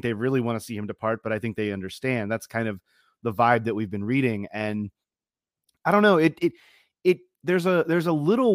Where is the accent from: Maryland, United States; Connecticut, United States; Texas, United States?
Maryland, United States; Baltimore; accent: Baltimore; my Baltimore accent